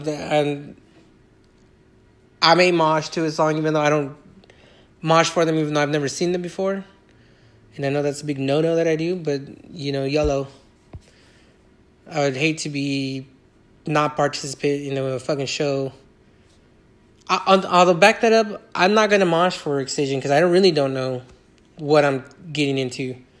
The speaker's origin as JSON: {"language": "English", "region": "Iowa", "country": "United States", "tie": "born or raised there", "said": "Like I said, I grew up around Iowa and …."}